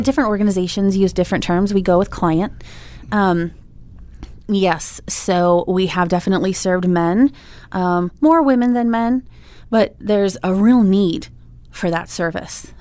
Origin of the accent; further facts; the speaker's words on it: Des Moines, Iowa, United States; moved away as an adult; now in Oklahoma, United States; I'm from Des Moines, Iowa